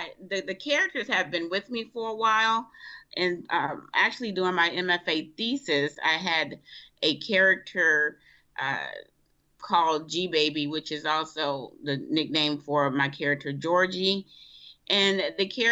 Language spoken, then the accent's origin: English; Rochester, New York, United States; also born or lived in Bogalusa, Louisiana; I wasn't actually born in Rochester